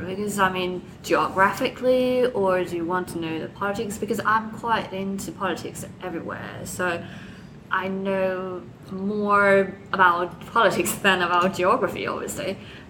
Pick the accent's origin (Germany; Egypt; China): China; moved away; also born or lived in United States; they don't really think I'm from China anymore, but they still think I look Chinese